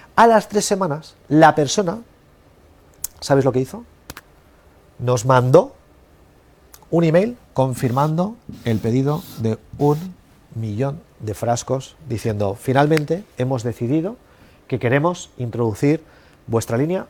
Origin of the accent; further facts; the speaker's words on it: Spain; yo soy de España